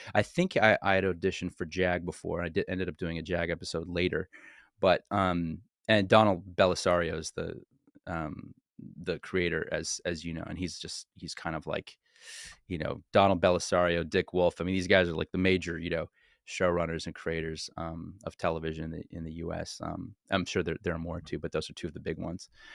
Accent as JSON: {"language": "English", "town": "Montreal", "region": "Quebec", "country": "Canada", "tie": "born or raised there", "also_born_or_lived": "Los Angeles", "moved": "yes", "said": "I ended up coming back to my hometown, which, by the way, is Montreal, Canada, which is where I was born and raised"}